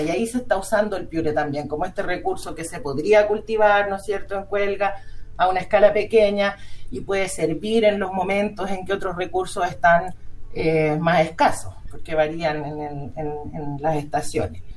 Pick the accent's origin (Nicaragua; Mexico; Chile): Chile; como chilenos